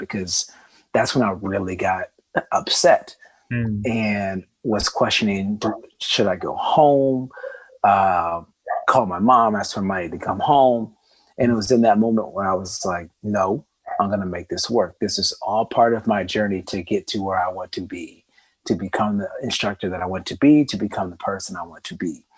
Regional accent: Columbia, Missouri, United States; moved away as an adult; also born or lived in New Zealand; moving from my hometown in Missouri, Columbia, Missouri is where I'm from, to New Zealand.

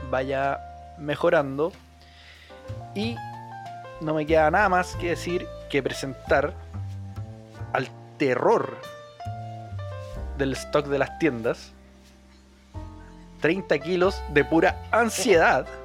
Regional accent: Santiago, Santiago Metropolitan Region, Chile; Bueno, me presento, yo también soy de Santiago, soy abogado de profesión, soy músico frustrado, adicto a los cómics

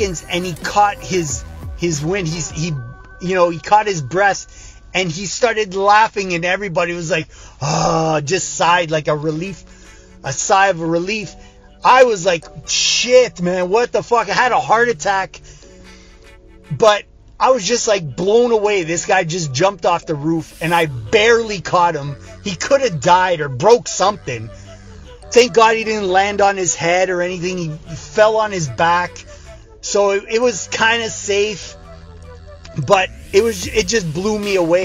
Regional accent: Canada; I'm from Canada.

